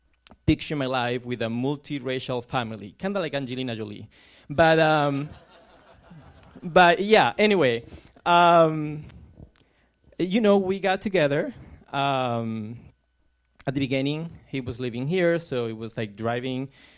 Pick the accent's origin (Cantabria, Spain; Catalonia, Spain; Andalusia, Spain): Andalusia, Spain; Córdoba; now in United States; we were in my hometown, Cordoba, in the south of Spain, very close to Granada